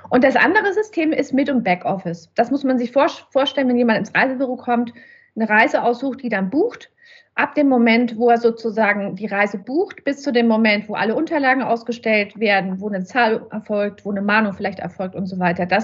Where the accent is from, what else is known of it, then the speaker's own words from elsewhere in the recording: Nuremberg, Bavaria, Germany; now in Leipzig, Germany; seit drei Jahren, knapp vier Jahre sind wir jetzt in Leipzig. Aber ursprünglich komme ich, wie gesagt, aus Nürnberg.